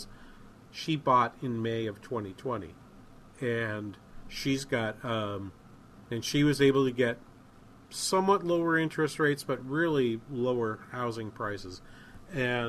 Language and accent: English; New England, United States; Where I grew up in New England